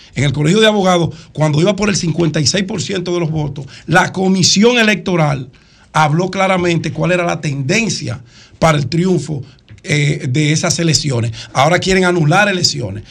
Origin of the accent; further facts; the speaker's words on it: Santo Domingo, Distrito Nacional, Dominican Republic; Yo soy nacido y criado en Cristo Rey